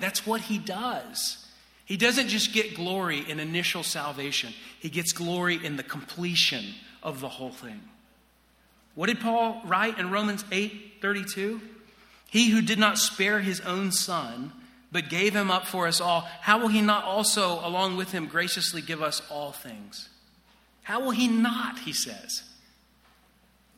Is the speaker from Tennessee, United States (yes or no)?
yes; Chattanooga, Tennessee, United States; moved away; I grew up in Chattanooga, Tennessee